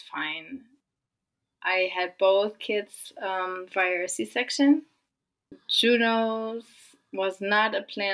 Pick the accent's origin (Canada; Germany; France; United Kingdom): Germany; moved away as an adult; also born or lived in California; now in Austin, United States; we are originally from Germany, but we live just outside of Austin